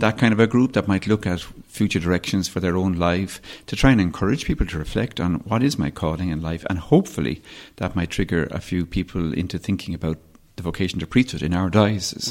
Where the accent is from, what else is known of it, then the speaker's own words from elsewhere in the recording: Dublin, Leinster, Ireland; also born or lived in West Kerry; Kerry, where my parents, uh, are from and where I, I, I, I suppose in many ways grew up, partly as I grew up in Dublin, but we've spent a lot of time in West Kerry